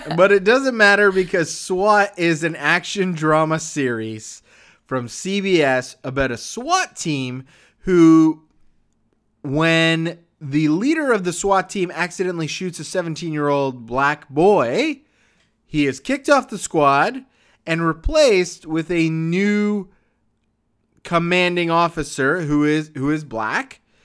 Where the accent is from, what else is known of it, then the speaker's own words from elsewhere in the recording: Canada; as a Canadian